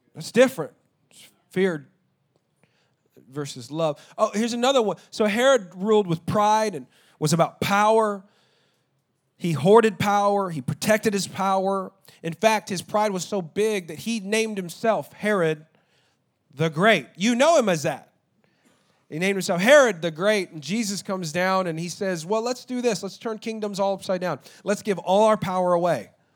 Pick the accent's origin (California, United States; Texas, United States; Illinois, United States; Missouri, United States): Texas, United States; I'm an American and I'm Texan